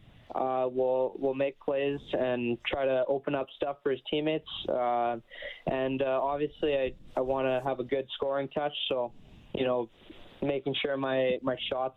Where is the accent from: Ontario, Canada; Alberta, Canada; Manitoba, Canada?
Manitoba, Canada; Winnipeg; moved away; So I grew up in Winnipeg, Manitoba, south end of Winnipeg